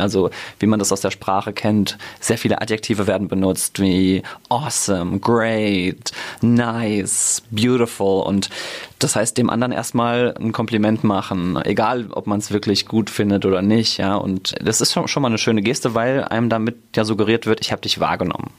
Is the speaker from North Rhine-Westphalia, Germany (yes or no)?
no; Mainz, Rhineland-Palatinate, Germany; also born or lived in United States; ich bin in Münchfeld geboren, wohne mittlerweile in Gonsenheim und bin hier um die Ecke sogar zur Schule gegangen, aufs Theresianum.